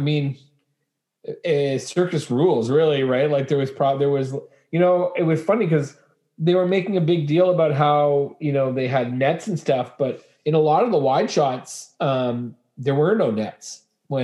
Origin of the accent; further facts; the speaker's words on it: Winnipeg, Manitoba, Canada; moved away; growing up in Winnipeg, Manitoba